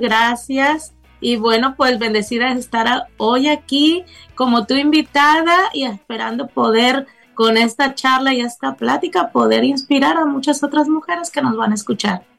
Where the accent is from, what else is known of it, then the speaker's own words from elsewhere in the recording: Tempoal, Veracruz, Mexico; also born or lived in Tampico, Tamaulipas; yo nací en Tampico, Tamaulipas, México, pero siempre me gusta también recalcar que yo fui criada en un pueblo de la Huasteca Veracruzana que se llama Tempoal, Veracruz